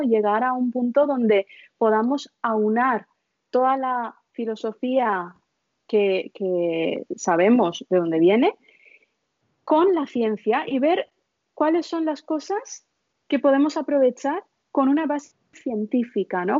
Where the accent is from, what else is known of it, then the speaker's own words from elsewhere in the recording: India; moved away; Yo nací en la India, mis padres son de la India